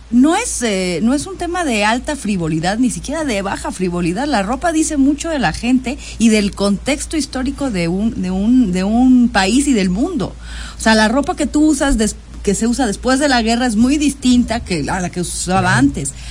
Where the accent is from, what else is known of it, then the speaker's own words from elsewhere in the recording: Mexico City, Mexico; born there; now in Jalisco, Mexico; sí, yo nací en la Ciudad de México, pero ahora vivo en Jalisco, ya tengo casi tres años viviendo en Jalisco